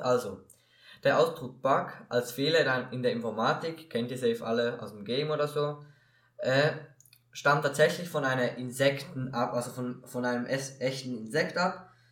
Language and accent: German; Switzerland; bei uns in der Schweiz